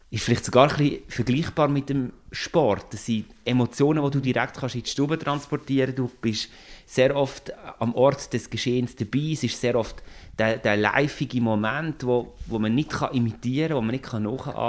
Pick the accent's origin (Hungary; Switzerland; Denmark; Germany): Switzerland; Solothurn; Ich bin ursprünglich aus dem Kanton Solothurn, darum ist das äh, so ein bisschen wie meine Heimat